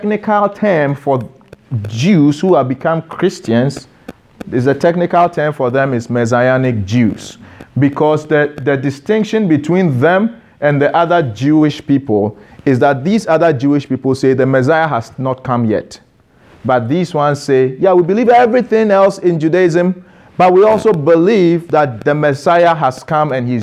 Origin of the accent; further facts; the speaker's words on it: Ghana; I am Ghanaian. You can't remove my Ghanaianness from me